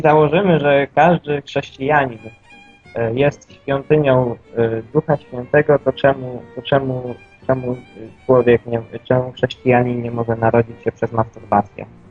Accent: Silesian Voivodeship, Poland; jestem ze Śląska

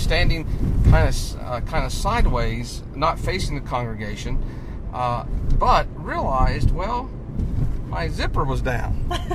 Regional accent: North Carolina, United States; now in Maine, United States; I'm originally from North Carolina, uh, but I live in the state of Maine right now

